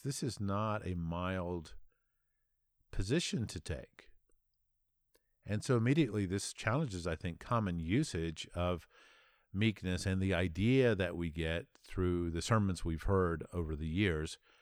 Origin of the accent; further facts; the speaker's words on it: United States; as an American